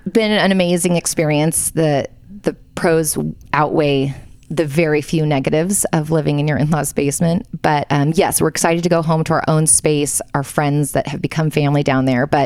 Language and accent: English; Southern California, United States; also born or lived in Palos Verdes, California; We are in my in-laws' basement in Provo, Utah. Um, home is Palos Verdes, California, in Los Angeles. Born and raised, Southern um, California. Southern California. Yep. Did a ten-year stint in Texas after BYU